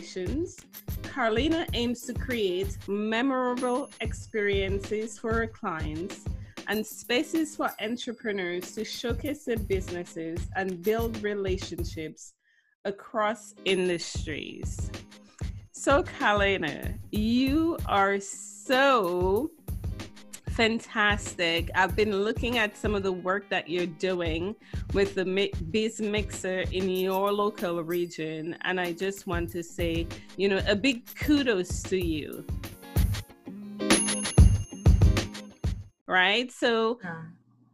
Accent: Dominica; now in Canada; I myself am from Dominica and I've been living in Canada for 20 years

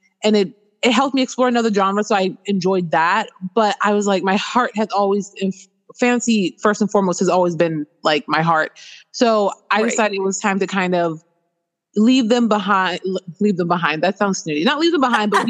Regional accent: Baltimore, Maryland, United States; now in Washington State, United States; I'm originally born and raised in Baltimore City, so East Coast, East Coast. But I am currently residing in Washington State

